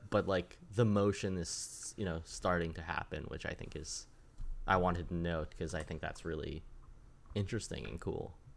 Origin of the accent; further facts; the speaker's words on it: Connecticut, United States; I grew up in Connecticut